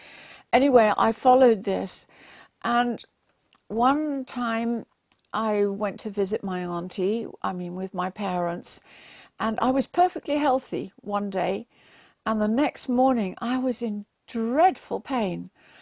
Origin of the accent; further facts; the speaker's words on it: England, United Kingdom; born there; I was born in England, and my parents went to church every single Sunday. And we thought, because we were born in a Christian country and that we went to church every Sunday, that we were going to heaven.